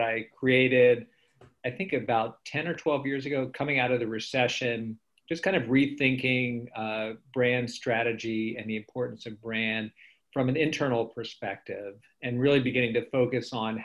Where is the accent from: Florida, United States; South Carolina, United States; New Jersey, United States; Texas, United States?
Florida, United States; also born or lived in Orlando, Florida; us Floridians